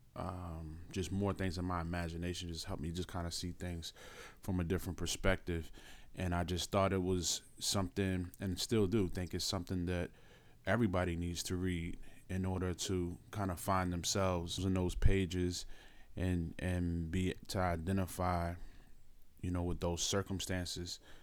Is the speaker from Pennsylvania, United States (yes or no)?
yes; Philadelphia, Pennsylvania, United States; I'm from Philadelphia